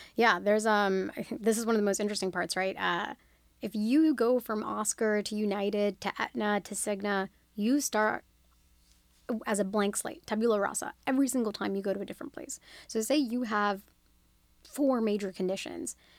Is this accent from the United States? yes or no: no; Australia; moved away; I was born and raised in Australia.